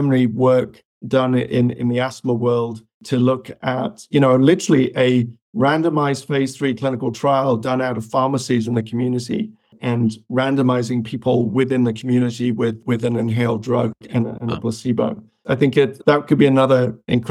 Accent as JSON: {"language": "English", "country": "United Kingdom", "tie": "born or raised there", "also_born_or_lived": "Malawi", "said": "I pretty much born in Africa, but raised in the UK."}